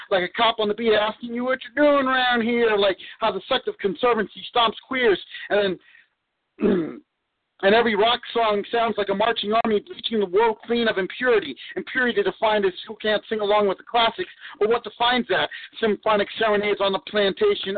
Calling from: Houston, Texas, United States; I'm calling from Houston, Texas

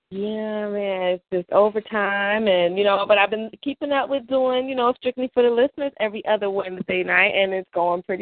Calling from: New York, United States; Well, I'm in New York, as you guys know, and I am slowly making my way to Maryland

